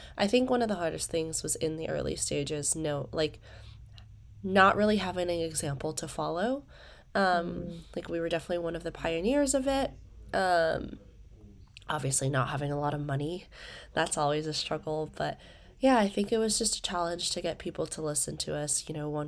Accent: Malaysia; I live in Malaysia for the most part. I'm originally from Malaysia, but fun fact about me is I've grown up around the world. I've lived in 4 countries and like 6-7 cities now.

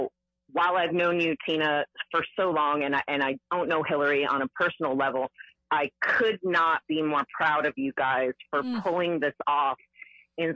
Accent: Fort Lauderdale, Florida, United States; I am born and raised in Fort Lauderdale.

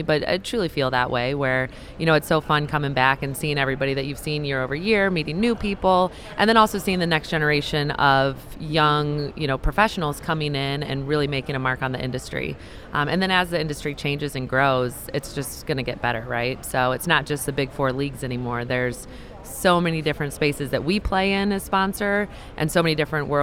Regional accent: Central Illinois, United States; also born or lived in St. Louis, Missouri; I grew up in Central Illinois, went to University of Illinois

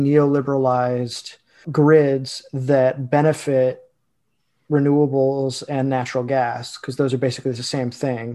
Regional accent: Illinois, United States; Illinois, my home state.

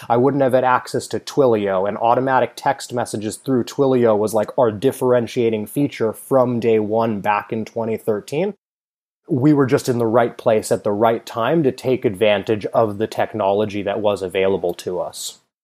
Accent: Palo Alto, California, United States; I grew up in Silicon Valley. I went to school in Palo Alto.

